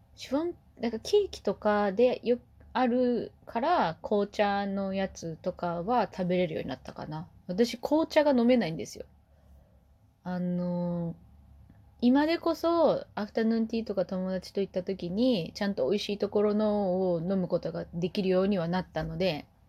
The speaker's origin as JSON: {"language": "Japanese", "region": "Kumamoto", "country": "Japan", "tie": "born or raised there", "moved": "yes", "said": "熊本出身なんで"}